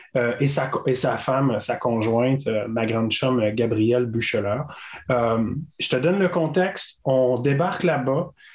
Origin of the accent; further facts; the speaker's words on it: Caplan, Gaspésie, Quebec, Canada; je viens de Capcha en Gaspésie, qui est un, petit village